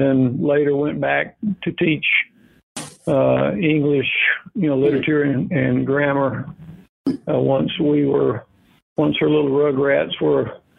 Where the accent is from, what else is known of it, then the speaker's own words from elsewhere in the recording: Forsyth, Georgia, United States; now in Savannah, United States; I was born in Forsyth, Georgia. And what little growing up I've managed to do in my life was done there.